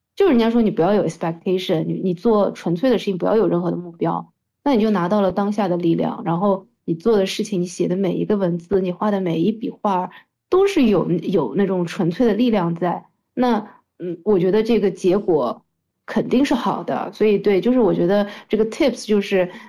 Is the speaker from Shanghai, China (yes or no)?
yes; Shanghai, China; 我其实是一个土生土长的上海人，然后和大家一样的，从小在中国的这样的环境里样长大的一个，呃，人